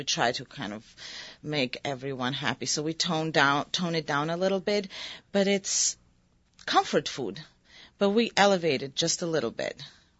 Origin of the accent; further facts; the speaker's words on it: Moscow, Russia; But whenever I try to apply myself directly to being Georgian or to being Russian, I grew up in Moscow, or to being American, I don't fit.